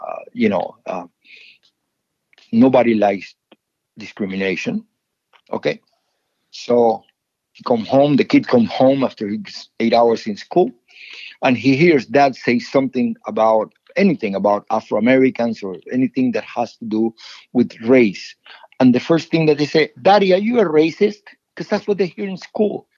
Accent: Cuba; now in United States; when I was growing up in Cuba.

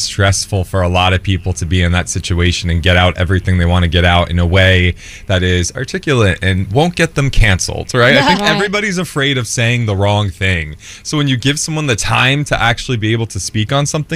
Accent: Jersey Shore, New Jersey, United States; I'm from the Jersey Shore.

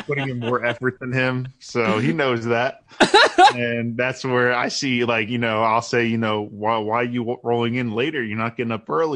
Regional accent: New Jersey, United States; moved away as an adult; now in Baltimore, United States; we're from New Jersey

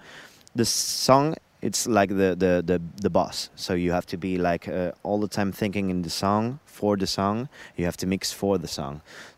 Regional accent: Madrid, Community of Madrid, Spain; I'm coming from Spain, Madrid.

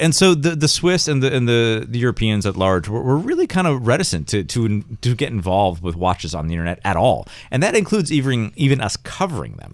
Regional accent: Rochester, New York, United States; I'm from Rochester, which is not anywhere near Westchester

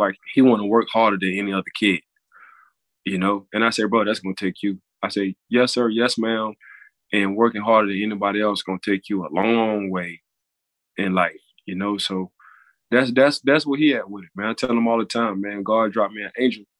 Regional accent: New Orleans, Louisiana, United States; now in Florida, United States; I'm from New Orleans

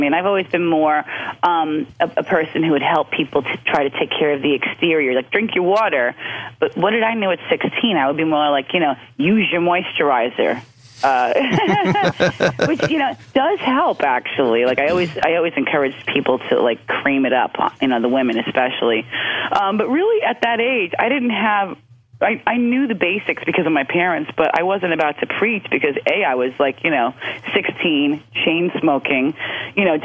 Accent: New York City, New York, United States; growing up in Queens, my mother managed to find fresh food

